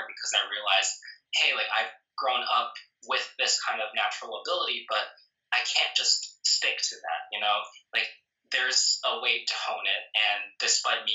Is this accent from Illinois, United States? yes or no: no; New Jersey, United States; I've lived in New Jersey all my life